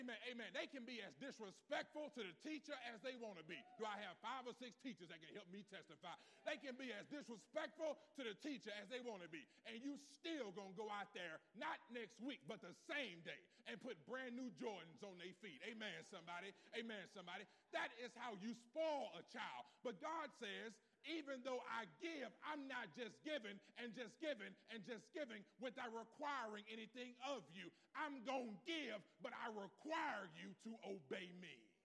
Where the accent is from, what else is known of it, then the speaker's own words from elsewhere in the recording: West Coast, United States; I'm from the North. I'm from the West Coast. We really never had to say that.